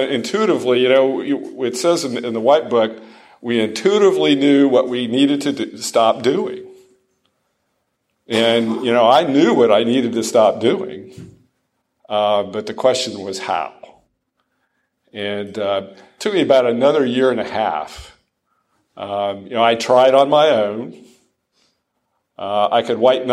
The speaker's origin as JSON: {"language": "English", "town": "Dayton", "region": "Ohio", "country": "United States", "tie": "born or raised there", "moved": "yes", "lives_now": "Franklin, United States", "said": "my hometown of Dayton, Ohio"}